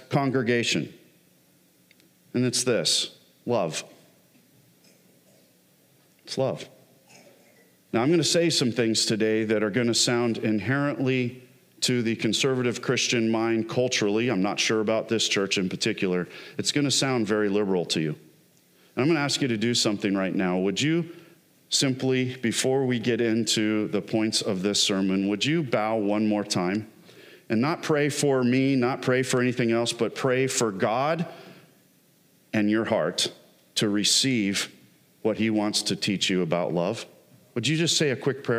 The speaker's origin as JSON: {"language": "English", "region": "Southern California", "country": "United States", "tie": "born or raised there", "moved": "yes", "lives_now": "Michigan, United States", "said": "I grew up in Southern California"}